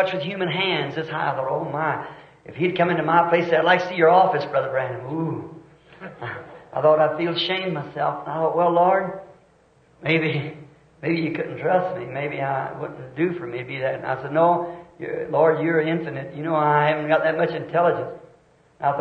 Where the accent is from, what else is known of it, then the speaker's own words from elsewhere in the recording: the South, United States; I'm a Southerner